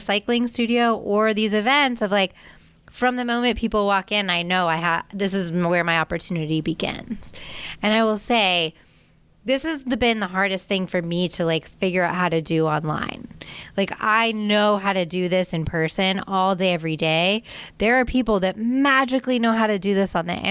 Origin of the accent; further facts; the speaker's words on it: Annapolis, Maryland, United States; I grew up in Annapolis, Maryland